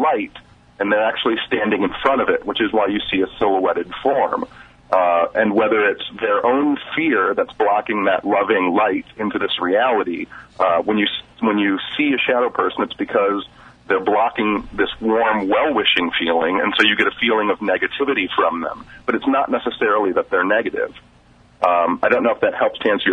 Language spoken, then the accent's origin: English; Detroit, Michigan, United States; I'm from Detroit, and so I live in a very culturally rich environment.